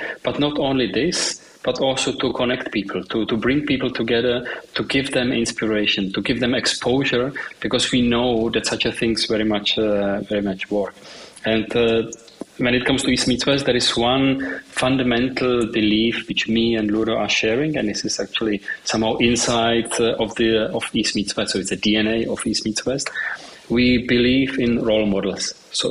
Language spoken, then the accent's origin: English; Czechia; moved away as an adult; now in Vienna, Austria; so Central Eastern Europe, of course, I come from the region. So I was born in Czech Republic.